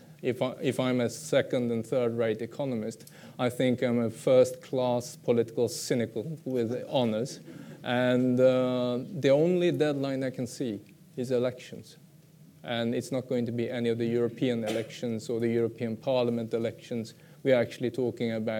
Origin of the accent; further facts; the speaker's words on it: Sweden; I come from Sweden